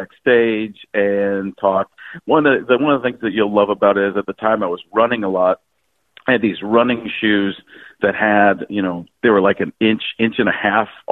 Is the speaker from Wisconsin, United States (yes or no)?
yes; Wisconsin, United States; I grew up in Wisconsin